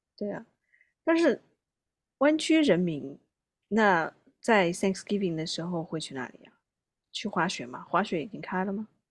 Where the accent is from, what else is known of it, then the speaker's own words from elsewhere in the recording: southern China, China; now in United States; 作为南方人来讲